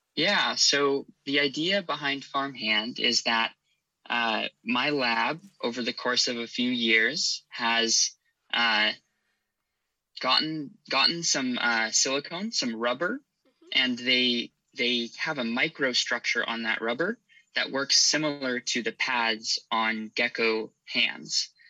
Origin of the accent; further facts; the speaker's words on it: Irvine, California, United States; also born or lived in Santa Barbara, California / Stanford, California; I was raised in Irvine, California